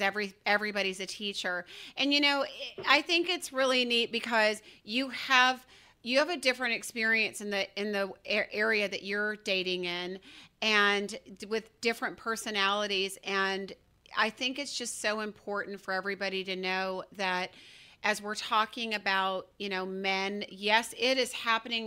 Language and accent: English; Georgia, United States; I'm from Georgia